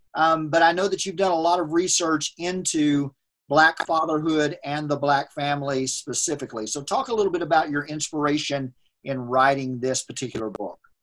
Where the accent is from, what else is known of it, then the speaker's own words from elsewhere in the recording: United States; as a white man growing up in America